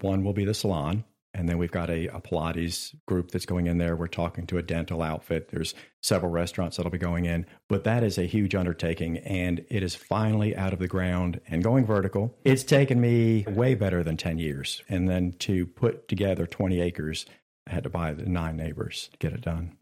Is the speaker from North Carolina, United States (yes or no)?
yes; Richlands, North Carolina, United States; I grew up in Richlands, right down the street